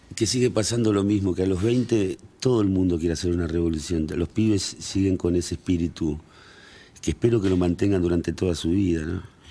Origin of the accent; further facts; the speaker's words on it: Hurlingham, Buenos Aires Province, Argentina; moved away; also born or lived in Villa Devoto, Buenos Aires; crecí en, en Hurlingham, que en esa época era había mucho potrero, muchos árboles